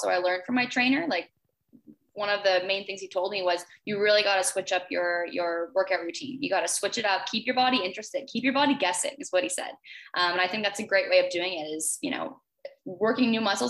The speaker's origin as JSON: {"language": "English", "town": "Toronto", "region": "Ontario", "country": "Canada", "said": "I'm from Canada, from Toronto."}